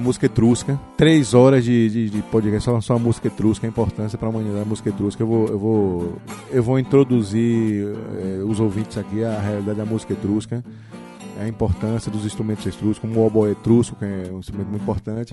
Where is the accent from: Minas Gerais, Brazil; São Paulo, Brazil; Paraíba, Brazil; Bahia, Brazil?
Bahia, Brazil; Salvador; moved away as an adult; now in Vitória da Conquista, Brazil; sou de Salvador, minha Bahia capital